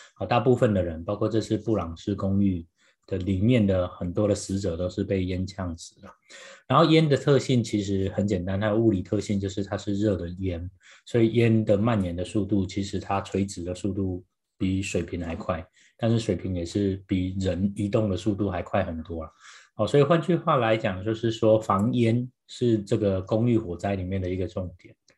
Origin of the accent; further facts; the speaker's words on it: Taiwan; now in United States; 因为我从台湾来